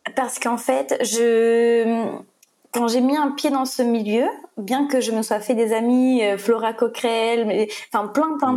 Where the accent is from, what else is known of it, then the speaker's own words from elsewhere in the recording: Le Tampon, Réunion; moved away; moi j'ai grandi au Trois-Mars, au Tampon